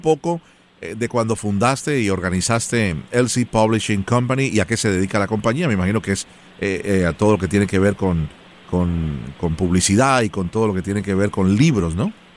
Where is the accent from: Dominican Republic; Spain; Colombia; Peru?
Colombia; first language Spanish; now in Miami, United States; soy originalmente de Colombia